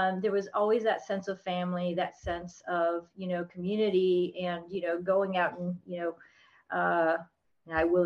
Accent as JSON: {"language": "English", "region": "South Florida", "country": "United States", "tie": "born or raised there", "also_born_or_lived": "Texas / Orlando, Florida", "said": "I grew up in South Florida. Yes, I'm in Orlando now"}